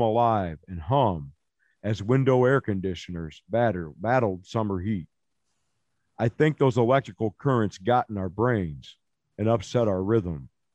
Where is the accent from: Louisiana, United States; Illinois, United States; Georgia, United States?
Illinois, United States; East Rudy is a government housing project I grew up in in Illinois